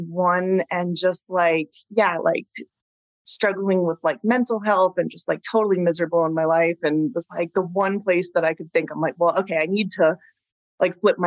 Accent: Long Island, New York, United States; moved away as an adult; now in Colorado, United States; we're all from Long Island, New York originally

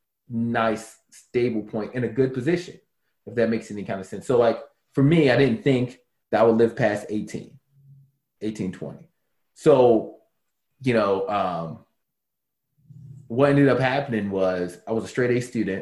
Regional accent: Baltimore, Maryland, United States; I grew up in Baltimore City.

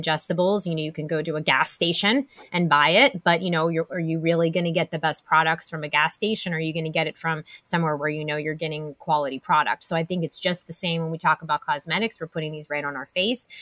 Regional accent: Pennsylvania, United States; we're both from Pennsylvania

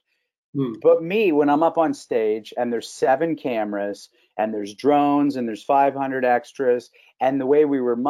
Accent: Canada; being a Canadian star

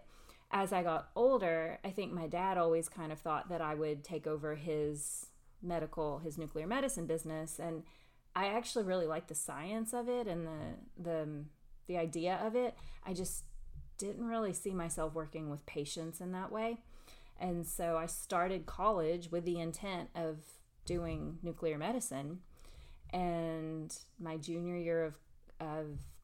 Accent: McMinn County, Tennessee, United States; I'm actually from here. I was born and raised in McMinn County

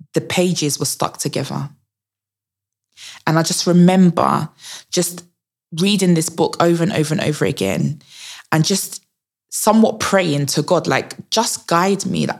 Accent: Essex, East of England, United Kingdom; where I grew up was in Essex

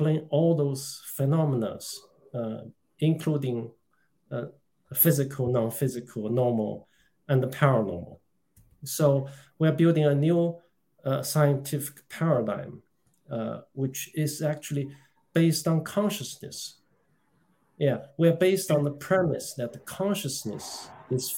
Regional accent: China; moved away as an adult; now in United Kingdom; I was born in China. I came to this country in 1980s as a student

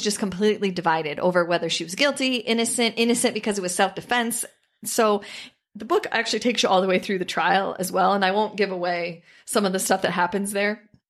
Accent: Iowa, United States; growing up in Iowa, farming is not an easy profession.

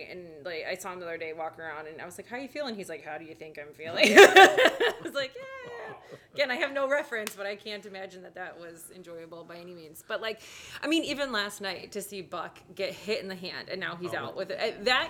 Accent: Chicago, Illinois, United States; also born or lived in Atlanta / Huntsville / Nashville; now in Minnesota, United States; obviously Chicago is always going to be home, but I love Minnesota. I mean, I've moved around after our college in Florida. I lived in Atlanta for 4 years. Then I lived in Huntsville, Alabama for a year.

